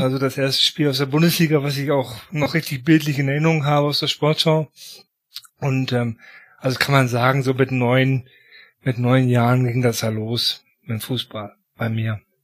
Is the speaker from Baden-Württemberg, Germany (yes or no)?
no; Paderborn, North Rhine-Westphalia, Germany; also ich bin in Paderborn groß geworden